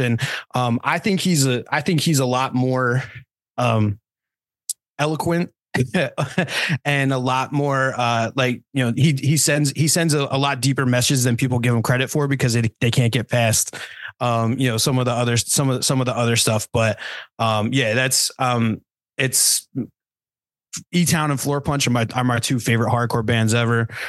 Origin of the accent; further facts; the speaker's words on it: New Jersey, United States; we're all from Jersey. I'm I'm from a little souther Jersey than the other guys